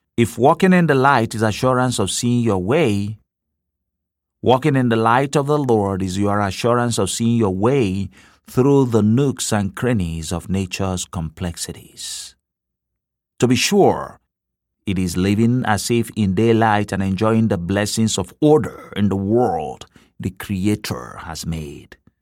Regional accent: Nigeria; now in Cleveland, United States; In my home country of Nigeria

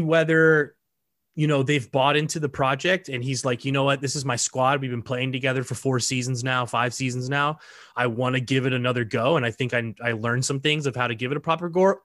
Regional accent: United States; as an American

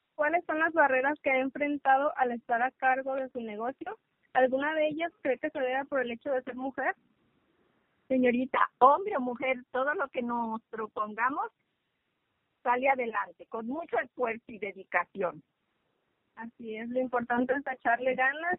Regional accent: Mexico; somos mexicanas

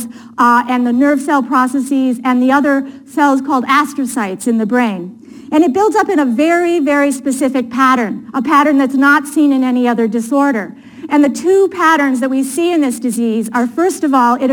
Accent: Appleton, Wisconsin, United States; moved away; also born or lived in Boston; I grew up in Appleton, Wisconsin, which is right outside of Green Bay.

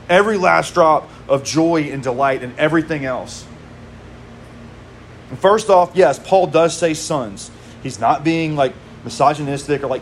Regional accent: Mississippi, United States; moved away; I am from Mississippi

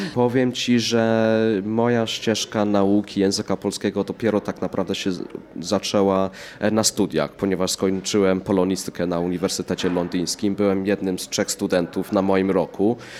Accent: England, United Kingdom; moved away as an adult; now in Poland; urodziłem się w Anglii, mieszkałem w Anglii 21 lat, no i w Polsce jestem od 15

